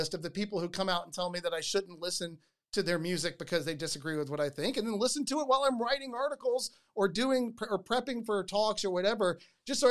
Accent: United States; I'm an American

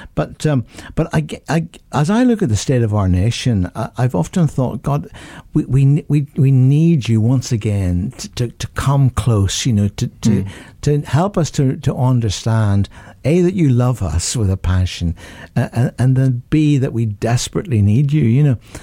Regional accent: Northern Ireland, United Kingdom; in my home country of Northern Ireland

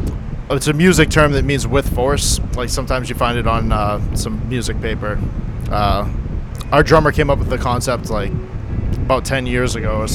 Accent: Plaistow, New Hampshire, United States; Plastow, New Hampshire.

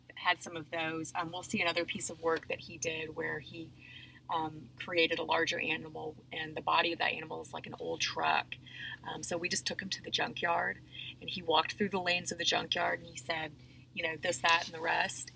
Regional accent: Nashville, Tennessee, United States; now in Fayetteville, United States; I grew up in Nashville, Tennessee

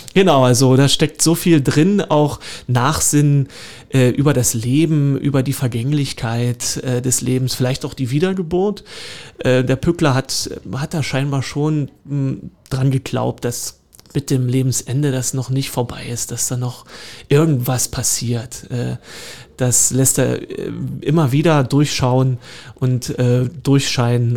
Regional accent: Horka, Saxony, Germany; moved away as an adult; also born or lived in Görlitz / Cottbus; now in Dresden, Germany; ich bin ja gebürtiger Lausitzer. Geboren in Görlitz, aufgewachsen in äh, Horka

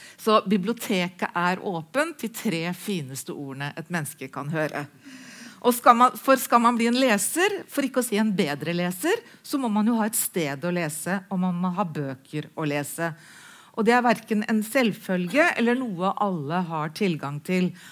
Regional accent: Halden, Viken, Norway; Jeg er oppvokst i Halden

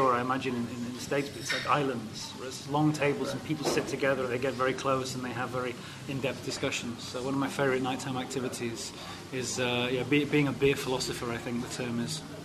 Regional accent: Manchester, North West England, United Kingdom; moved away as an adult; also born or lived in Czech Republic; now in Prague, Czech Republic; I'm originally from Manchester in England. I've lived in the Czech Republic

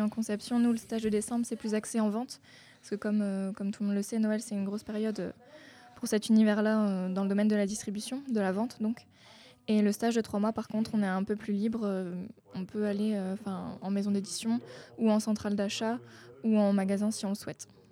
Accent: Hauts-de-France, France; moved away; je viens du nord de la France, je peux pas être plus au nord

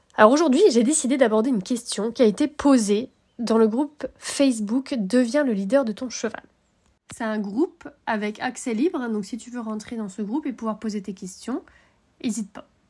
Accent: Brittany, France; nous on est des Bretons. Hein, avec Utah, on est Bretons

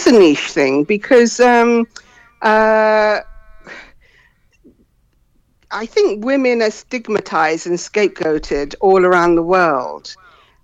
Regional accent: Ghana; also born or lived in London, United Kingdom; Okay, well, I'm from Ghana and I'm also from London. And my parents sent me to school in Britain when I was very young, and I sort of went through the educational system here.

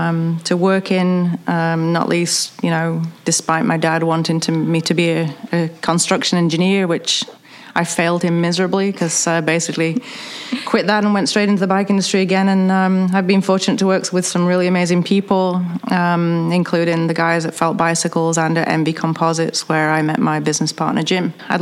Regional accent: United Kingdom; accent: dodgy accent; moved away; also born or lived in Bend, Oregon; I have the world's most famous dodgy accent. I'm British and very, very proud to be so. My second home is Bend, Oregon.

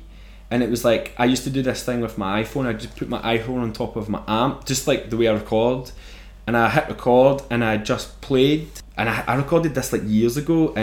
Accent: Airdrie, Scotland, United Kingdom; also born or lived in Bellshill / Germany; growing up in Airdrie

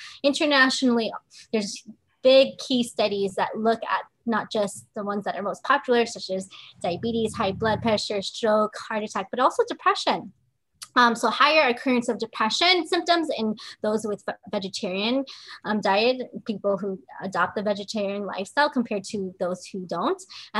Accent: Philippines; And I didn't grow up on turmeric either. You know, I'm actually Filipina.

